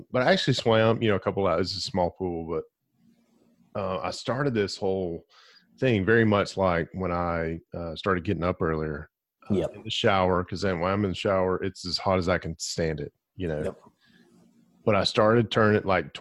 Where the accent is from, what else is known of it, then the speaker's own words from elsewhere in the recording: Glencoe, Alabama, United States; I grew up in Glencoe, Alabama